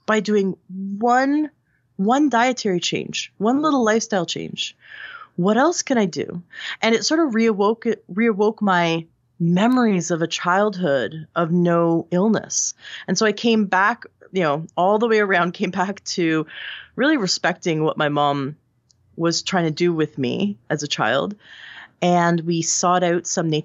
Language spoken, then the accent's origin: English; Toronto, Ontario, Canada; This is where I grew up in Canada.